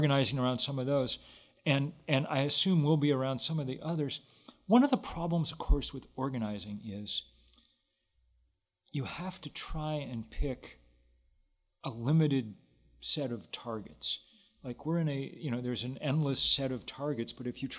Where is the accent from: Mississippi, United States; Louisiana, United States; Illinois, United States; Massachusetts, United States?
Massachusetts, United States; Lexington; I grew up in Lexington, Massachusetts